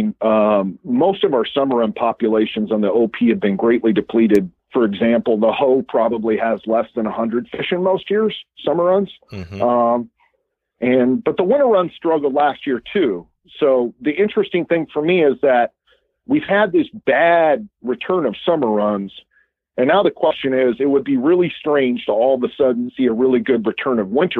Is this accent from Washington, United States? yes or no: yes; Washougal, Washington, United States; also born or lived in Montana; I grew up in Washougal